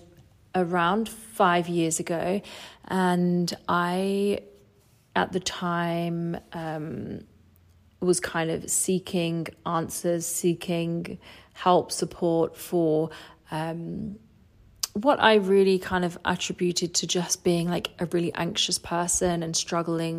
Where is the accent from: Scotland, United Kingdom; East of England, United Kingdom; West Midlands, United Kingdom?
East of England, United Kingdom; Essex; moved away as an adult; also born or lived in Australia; I was born in Essex in England, and I grew up in a family of six